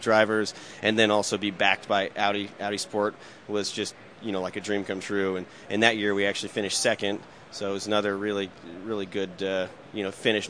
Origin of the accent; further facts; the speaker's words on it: Indianapolis, Indiana, United States; growing up in Indianapolis, I was always around automotive racing